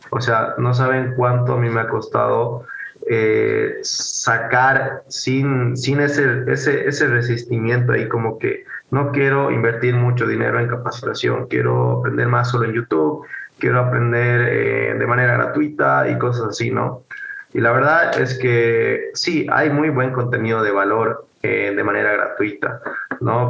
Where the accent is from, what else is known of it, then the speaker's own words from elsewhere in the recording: Bolivia; soy de Bolivia